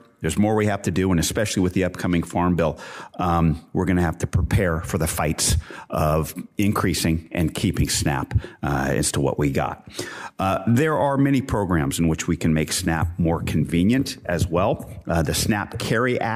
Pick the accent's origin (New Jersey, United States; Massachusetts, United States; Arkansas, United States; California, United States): California, United States; Central Coast of; I hail from the Central Coast of California.